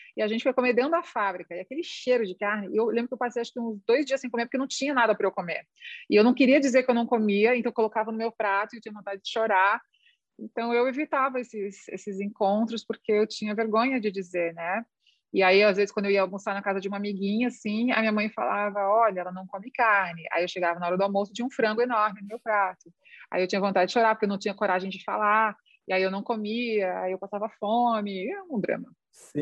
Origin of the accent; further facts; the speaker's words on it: Santa Catarina, Brazil; a minha família é gaúcha, mas eu nasci em Santa Catarina